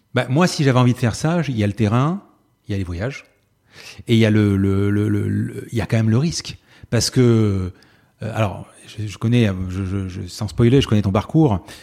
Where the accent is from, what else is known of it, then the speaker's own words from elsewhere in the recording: Marseille, Provence-Alpes-Côte d'Azur, France; je suis marseillais